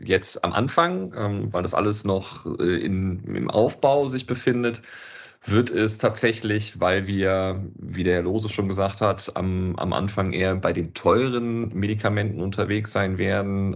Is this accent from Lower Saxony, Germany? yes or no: no; Cologne, North Rhine-Westphalia, Germany; wir sind äh, Kölner